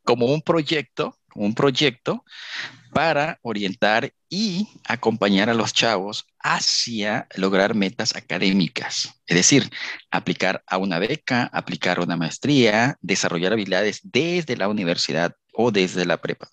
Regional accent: Villahermosa, Tabasco, Mexico; moved away as an adult; also born or lived in Poza Rica, Veracruz / Querétaro; yo soy de Villahermosa, Tabasco

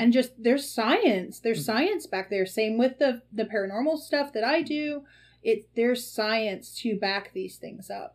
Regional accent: the South, United States; as a girl growing up in the South

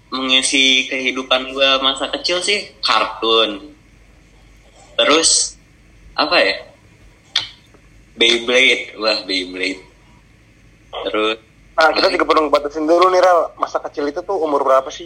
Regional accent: Jakarta, Indonesia; born there; gue tuh lahir di Jakarta cuman gue pernah tinggal di luar Jakarta juga

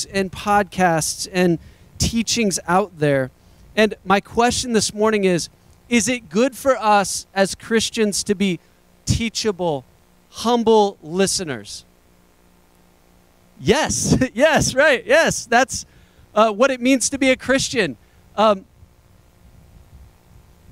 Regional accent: United States; I don't talk like that as an American

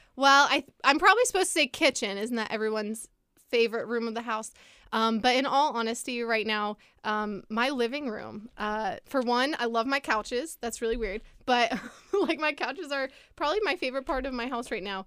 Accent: Lynchburg, Virginia, United States; I grew up here in Lynchburg. I was born and raised.

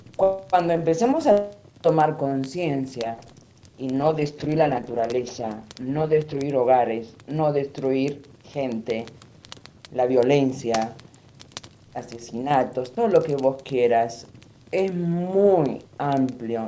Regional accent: Lebanon; now in Argentina; nací en Líbano, del año 1960 por ahí

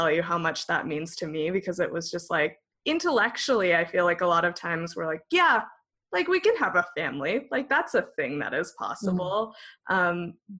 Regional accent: Northern California, United States; I grew up in a very rural area of Northern California that was very, very conservative.

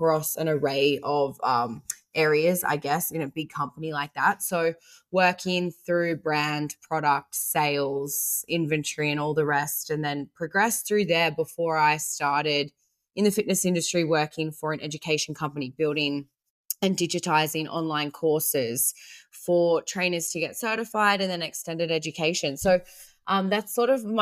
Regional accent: Australia; also born or lived in South Africa; I was born in South Africa, immigrated to Australia with my family when I was 4

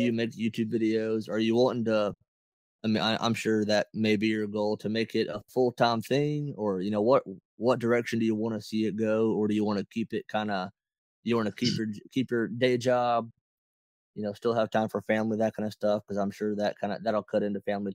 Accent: Dahlonega, Georgia, United States; we're both from Dahlonega.

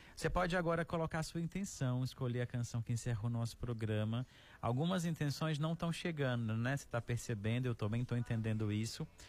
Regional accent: Araxá, Minas Gerais, Brazil; now in Fortaleza, Brazil; a minha cidade natal, em Araxá, Minas Gerais

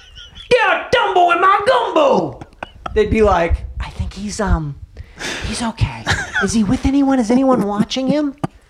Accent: Houston, Texas, United States; I'm from Houston.

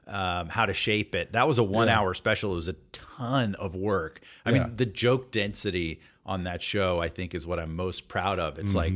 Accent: Atlanta, Georgia, United States; Yeah, I grew up in Atlanta, and and my parents are very Southern. Mom's from Tennessee, and Dad's from Alabama.

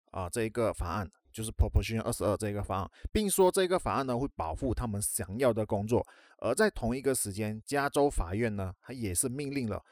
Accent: Malaysia; 在马来西亚，也就是我的家乡

